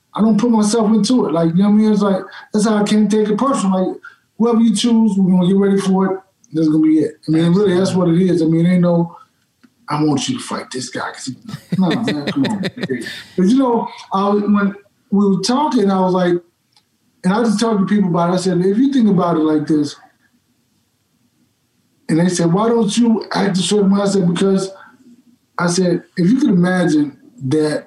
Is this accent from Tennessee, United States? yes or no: no; Dallas, Texas, United States; I grew up, I'm from Dallas